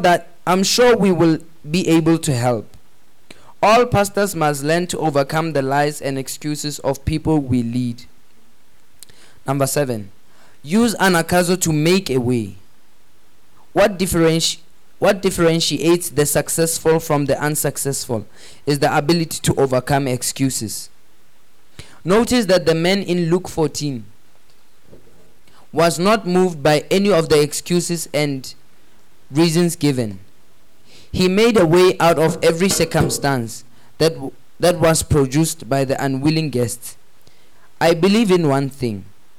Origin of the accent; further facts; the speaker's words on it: Accra, Greater Accra, Ghana; I had a group of friends I grew up with in Accra. A sort of elitistic company made up of the children of foreigners and other...